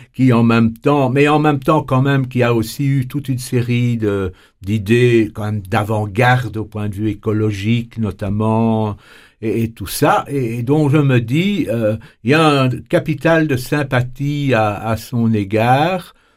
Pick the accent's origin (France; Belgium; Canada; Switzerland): Belgium; chez nous en Belgique